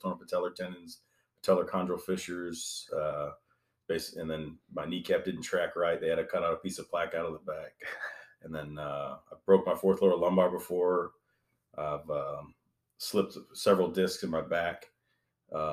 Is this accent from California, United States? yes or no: no; Texas, United States; also born or lived in Michigan; I was born and raised here in Texas